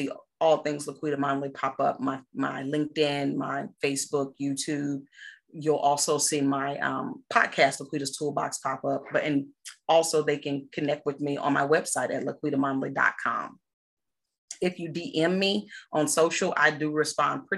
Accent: McComb, Mississippi, United States; also born or lived in England; now in Texas, United States; I'm born and raised in Mississippi

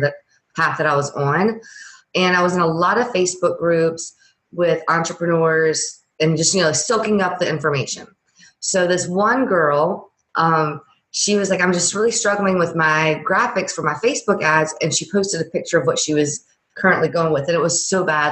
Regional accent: Louisiana, United States; I'm from Louisiana

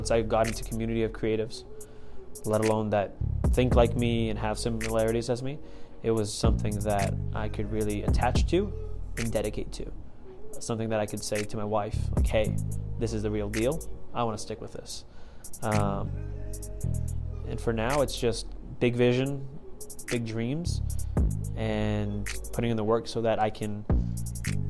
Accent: Plymouth, Massachusetts, United States; moved away; I was growing up in Plymouth, Massachusetts

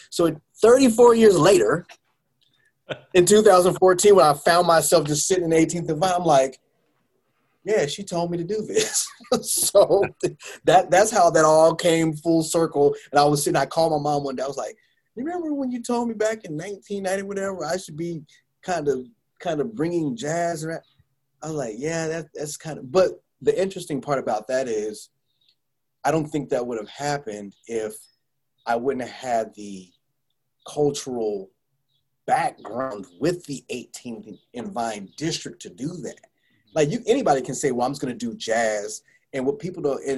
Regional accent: Bay Area, California, United States; moved away; When I was growing up in the Bay Area

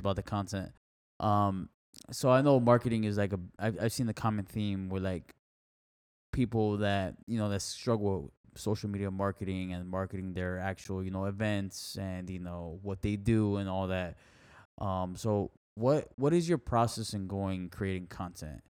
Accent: Miami, Florida, United States; that's where my family's from, Nicaragua, yeah. I was born in Miami

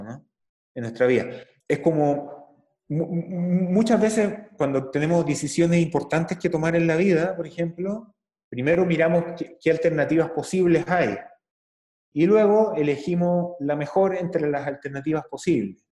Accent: Chile; en Chile, en mi país

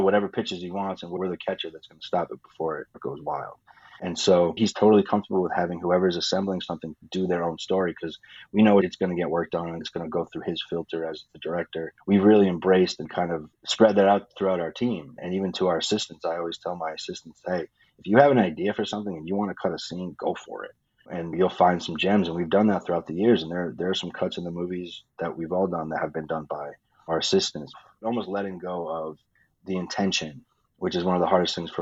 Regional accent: Rhode Island, United States; moved away; I'm from Rhode Island on the East Coast

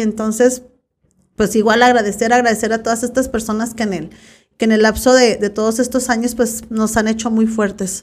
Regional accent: Zapotiltic, Jalisco, Mexico; mi pueblo Zapotiltic, de dónde voy a donde eres, yo de Zapotiltic

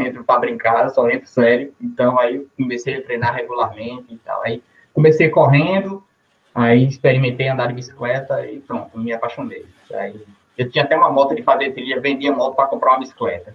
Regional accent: Jacobina, Bahia, Brazil; sou de Jacobina, Bahia

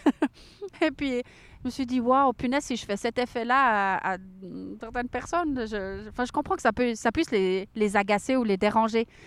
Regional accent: Switzerland; chez nous en Suisse

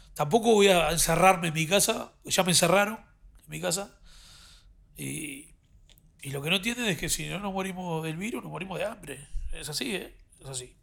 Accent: Uruguay; moved away as an adult; now in Madrid, Spain; somos uruguayos

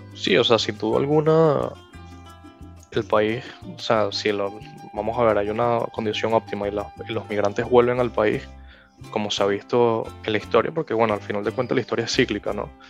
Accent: Venezuela; moved away; also born or lived in United States; como venezolano

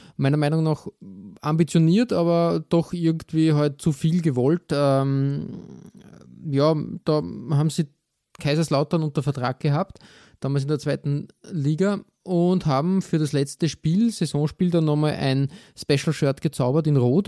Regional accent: Austria; als Österreicher

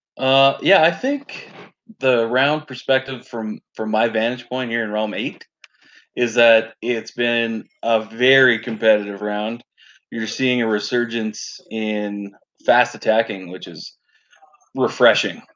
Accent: Canada; I'm a Canadian Dom player

